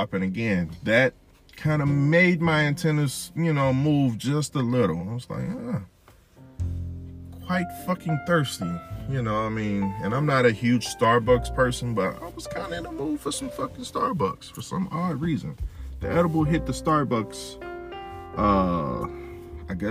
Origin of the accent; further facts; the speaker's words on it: Louisiana, United States; I'm from Louisiana